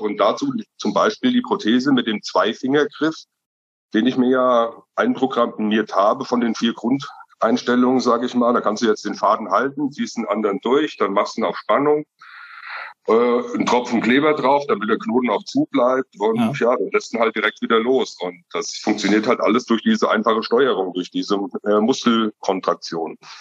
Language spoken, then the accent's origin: German; Rabenau, Hesse, Germany; bin aus Mittelhessen, aus der schönen Rabenau